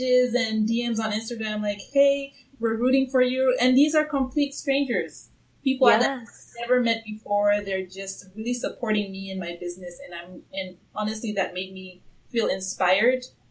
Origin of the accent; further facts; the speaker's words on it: Tanzania; now in Seattle, United States; I'm originally from Tanzania, East Africa, and I do plan on going back home for good by the end of 2018